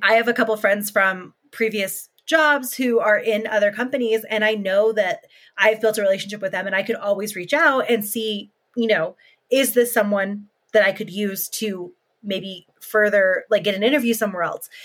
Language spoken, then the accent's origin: English; California, United States; moved away as an adult; now in Colorado, United States; I lived in California since I was born, and then I moved to Colorado two years ago